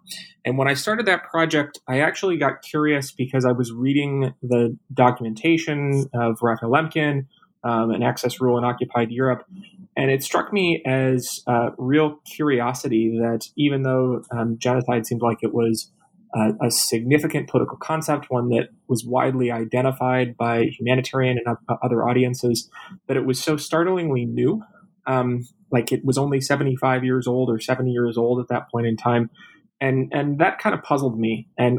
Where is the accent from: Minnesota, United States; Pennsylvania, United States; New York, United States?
Minnesota, United States; Minneapolis